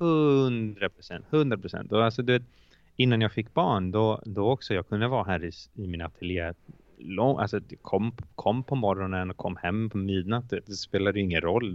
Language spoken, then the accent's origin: Swedish; Iceland; Swedish is a second language; moved away as an adult; now in Sweden; jag är från Island